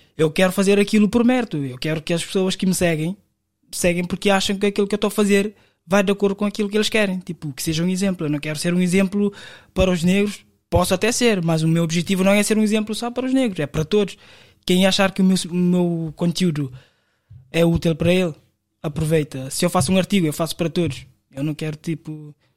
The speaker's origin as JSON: {"language": "Portuguese", "country": "Cape Verde", "moved": "as an adult", "lives_now": "Portugal", "said": "vim de Cabo Verde em 2019 para trabalhar na Vodafone"}